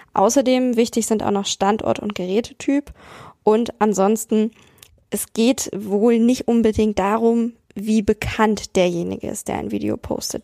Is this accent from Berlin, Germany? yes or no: no; Hanover, Lower Saxony, Germany; ich bin in Hannover zur Schule gegangen, in Niedersachsen.